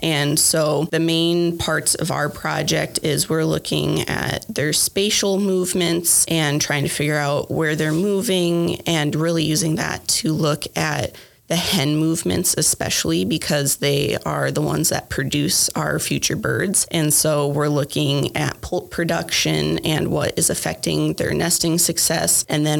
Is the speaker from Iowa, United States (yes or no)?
yes; near Dubuque, Northeast Iowa, United States; moved away as an adult; now in Lincoln, United States; I am from Northeast Iowa area near Dubuque. That's where I grew up.